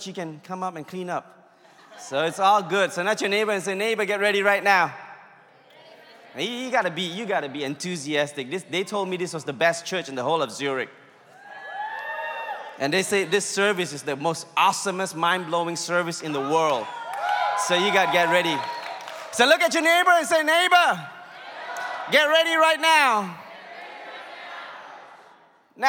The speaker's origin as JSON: {"language": "English", "country": "India", "said": "I'm Indian"}